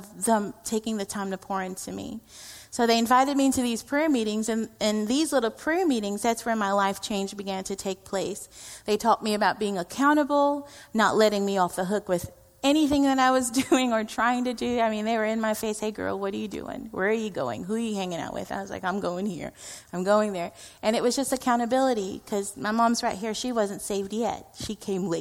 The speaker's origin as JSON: {"language": "English", "country": "India", "said": "I am Indian"}